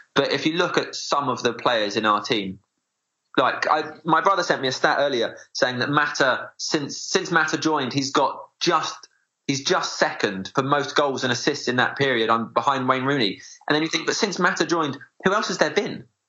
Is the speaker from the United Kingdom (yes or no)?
yes; South East Kent, South East England, United Kingdom; I grew up in South East Kent